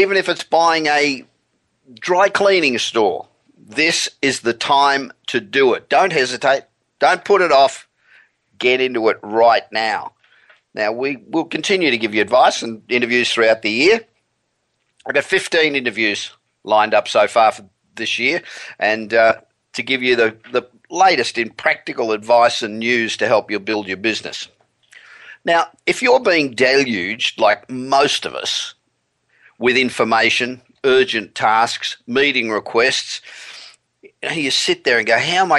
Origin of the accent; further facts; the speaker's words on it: Los Angeles, California, United States; we're back in my hometown of Los Angeles